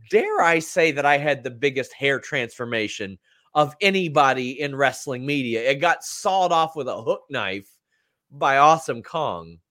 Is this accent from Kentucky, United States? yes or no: yes; Southern Kentucky, United States; accent: Southern Kentucky; Mine is Southern Kentucky